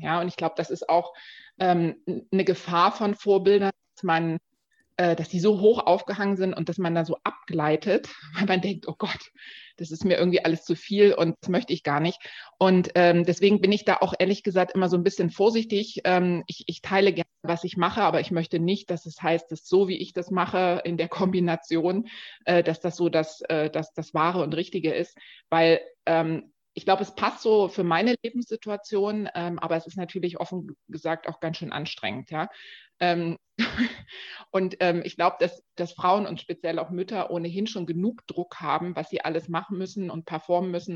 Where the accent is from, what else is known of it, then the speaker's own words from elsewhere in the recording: Dresden, Saxony, Germany; now in Berlin, Germany; ich komme ganz ursprünglich aus Dresden, lebe jetzt aber schon ganz lange in Berlin